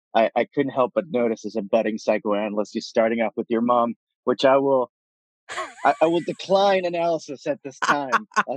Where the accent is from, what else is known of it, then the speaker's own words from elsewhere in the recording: San Juan, Puerto Rico; first language Spanish; English is a second language; moved away as an adult; now in New York City, United States; or first language in Spanish. I was born and raised in Puerto Rico in the metropolitan area. I came over when I was about 18 or so for college.